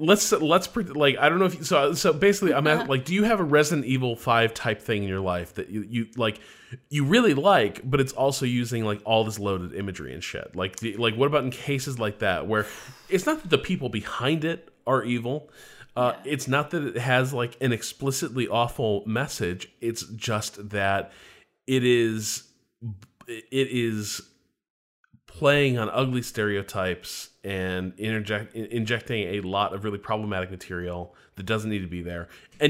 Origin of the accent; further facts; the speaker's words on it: Indiana, United States; they're both from Indiana. And I'm from Indiana.